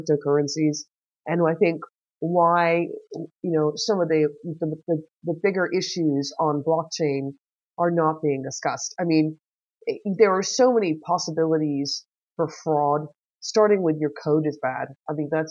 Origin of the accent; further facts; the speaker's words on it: United States; now in Germany; being the American that I am